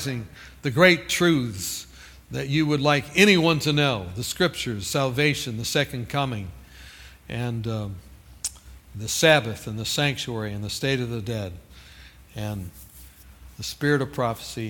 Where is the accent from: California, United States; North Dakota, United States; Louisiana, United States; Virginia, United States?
California, United States; I'm from California